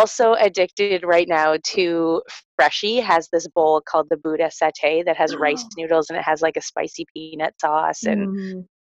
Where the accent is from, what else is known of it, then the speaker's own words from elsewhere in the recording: Newmarket, Ontario, Canada; I am from Newmarket, Ontario